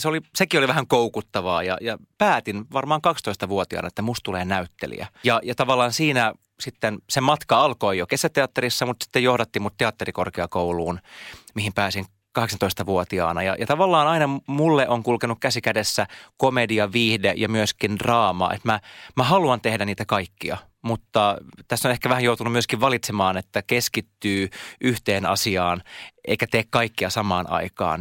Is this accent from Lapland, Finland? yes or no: no; Siuntio, Uusimaa, Finland; first language Swedish; Finnish is a second language; moved away as an adult; also born or lived in Helsinki; Mä oon muuttanut takaisin kotiin maalle Siuntioon